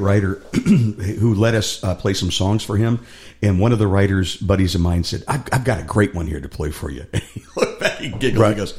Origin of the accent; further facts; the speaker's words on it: Cleveland, Ohio, United States; I grew up in Cleveland, in the rock and roll capital of the world.